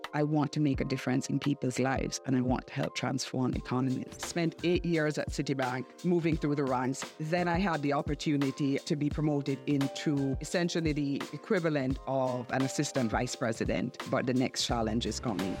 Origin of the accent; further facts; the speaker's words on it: Jamaica; moved away as an adult; also born or lived in Washington; I'm Jamaican.